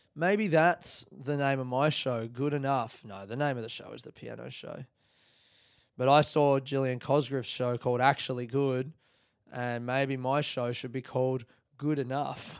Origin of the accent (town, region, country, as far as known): Australia; now in Melbourne, Australia